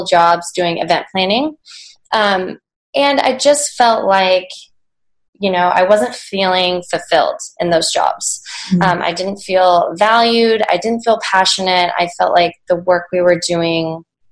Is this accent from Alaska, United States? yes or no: yes; Anchorage, Alaska, United States; moved away as an adult; also born or lived in Washington State; now in Seattle, United States; I was born and raised in Anchorage, Alaska. I lived there until I left for college.